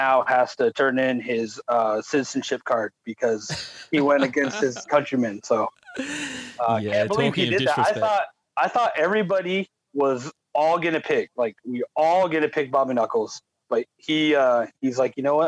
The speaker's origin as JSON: {"language": "English", "region": "California", "country": "United States", "said": "I'm from California"}